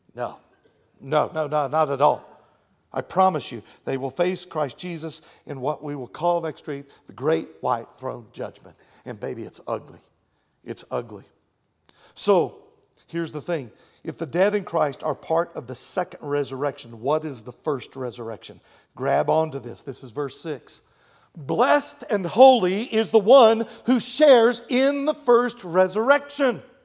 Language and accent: English; Texas, United States; I'm from Texas